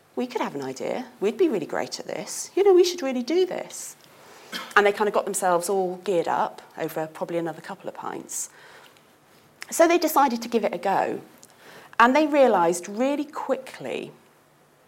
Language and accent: English; United Kingdom; I am British after all